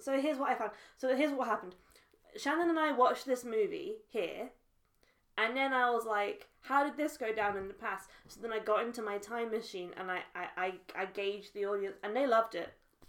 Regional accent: United Kingdom; whilst being British myself.

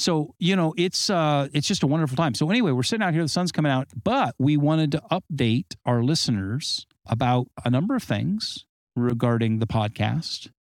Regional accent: Southern California, United States; also born or lived in Arizona / Colorado / Nevada / Great Lakes; now in Great Lakes region, United States; Southern California climate where I grew up

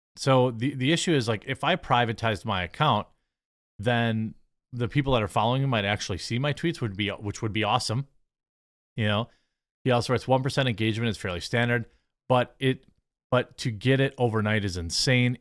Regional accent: Wisconsin, United States; I'm from Wisconsin. That's how I talk.

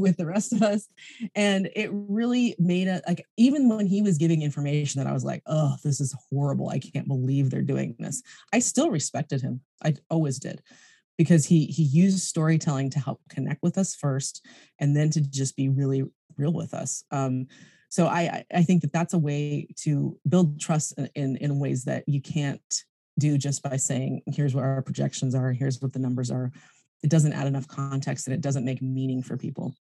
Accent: United States; also born or lived in California; now in New Zealand; being an American citizen

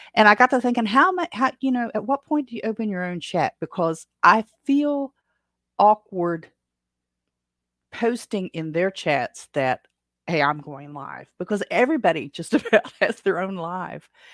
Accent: Appalachia, United States; accent: Appalachian; Appalachia is my native language. U S English is my second language

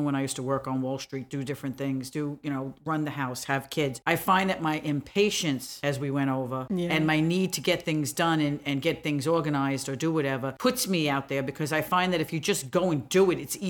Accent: New York City, New York, United States; but I grew up in Brooklyn.

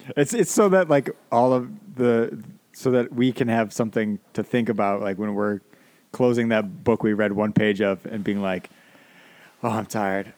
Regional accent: United States; as an American

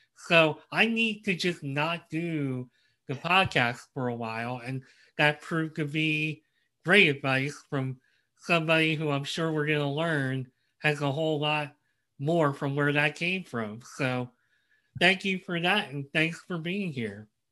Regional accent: Philadelphia, Pennsylvania, United States; I grew up in the Philadelphia area

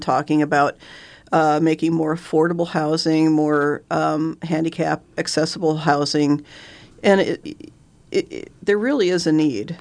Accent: Benson, United States; I was born and raised in Benson.

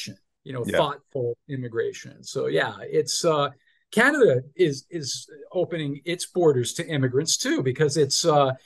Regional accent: Massachusetts, United States; I grew up in Massachusetts

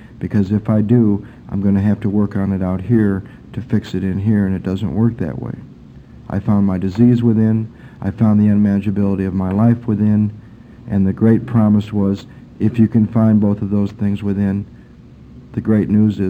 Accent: Michigan, United States; camping and out in the woods and growing up in Michigan and going to camp

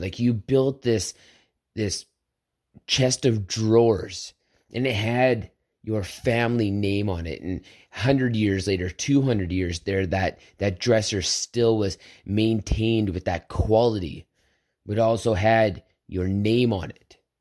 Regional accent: Southern Alberta, Canada; I grew up on a farm. I grew up in Southern Alberta where this meant something

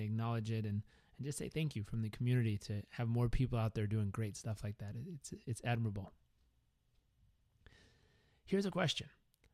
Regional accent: Southern California, United States; also born or lived in Uganda; growing up in Southern California

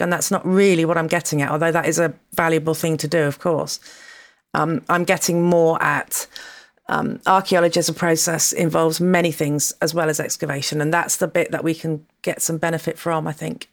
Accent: Dorset, South West England, United Kingdom; moved away; also born or lived in London / Rome; I grew up in Dorset

